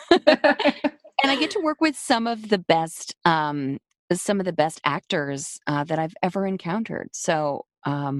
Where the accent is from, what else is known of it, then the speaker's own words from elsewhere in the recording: New York City, New York, United States; I was raised in New York City